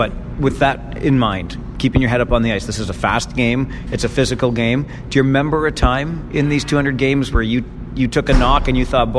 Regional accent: Kitchener, Ontario, Canada; I'm born and raised in Kitchener.

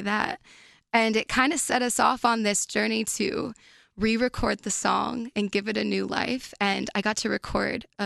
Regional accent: New Jersey, United States; I grew up in New Jersey

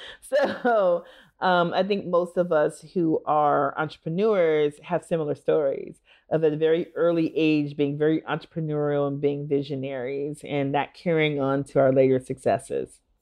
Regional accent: Minneapolis, Minnesota, United States; moved away; I am from Minneapolis and went to elementary school about a half a mile or so

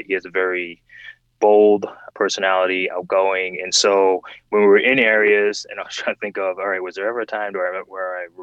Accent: Providence, Rhode Island, United States; also born or lived in West Warwick, Rhode Island; I grew up in Providence for the first part of my childhood, leading up to I was, I believe, 10

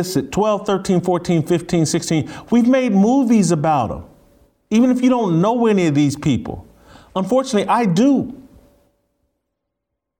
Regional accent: Indianapolis, Indiana, United States; Indianapolis, my hometown

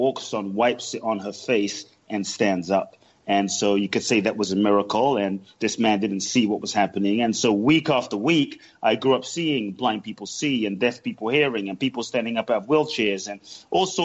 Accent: London, United Kingdom; born or raised there; also born or lived in Ghana

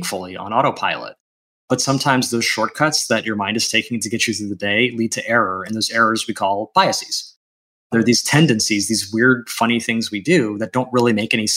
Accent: United States; first language English; I am an American citizen, English is my first language

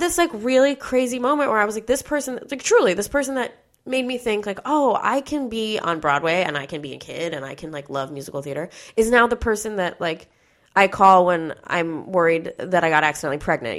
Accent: New York, United States; I'm from New York. So like all the people, all the people I grew up with, my family, my friends

